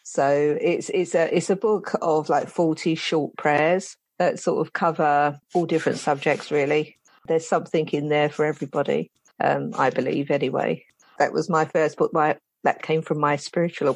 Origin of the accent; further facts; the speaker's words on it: London, United Kingdom; now in St Albans, United Kingdom; I'm originally from London, South London, the Elephant and Castle. That's where I'm originally from. And I moved to St. Albans many years ago.